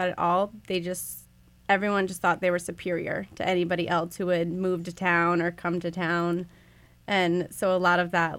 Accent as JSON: {"language": "English", "town": "Lebanon", "region": "Connecticut", "country": "United States", "tie": "born or raised there", "said": "I grew up in Lebanon, Connecticut, so it's a really white town still."}